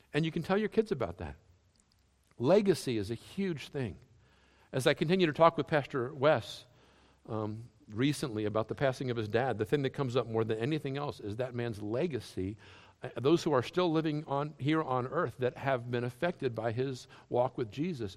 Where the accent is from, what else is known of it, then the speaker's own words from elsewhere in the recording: Western Massachusetts, United States; I grew up in Western Massachusetts in the seventies.